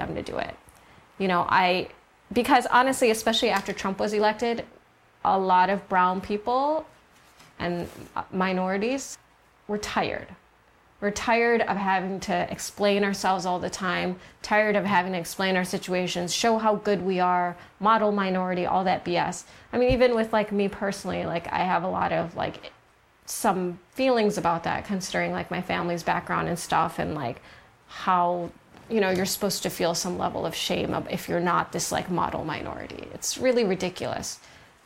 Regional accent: United States; now in Los Angeles, United States; I'm American. I had the luck of being born here

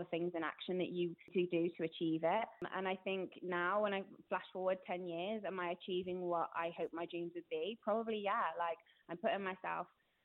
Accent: Gloucestershire, South West England, United Kingdom; moved away as an adult; now in North West England, United Kingdom; I've moved to the Northwest. I'm originally from Gloucestershire.

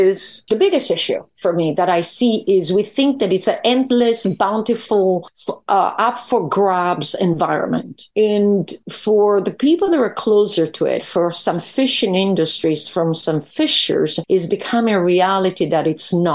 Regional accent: Verona, Veneto, Italy; moved away; I come from Verona

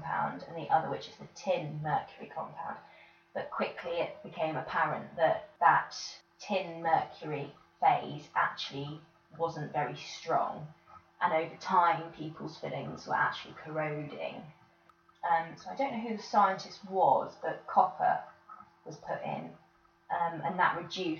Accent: Bedfordshire, East of England, United Kingdom; now in North Oxfordshire, United Kingdom; I'm from Bedfordshire originally, currently living in North Oxfordshire.

